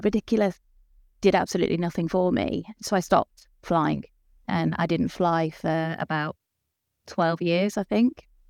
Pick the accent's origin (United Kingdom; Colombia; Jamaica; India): United Kingdom; moved away as an adult; now in Denmark; living here in Denmark, but I am British.